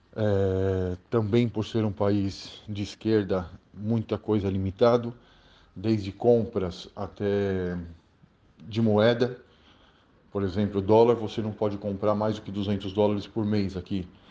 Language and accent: Portuguese; Brazil; now in Argentina; Sou brasileiro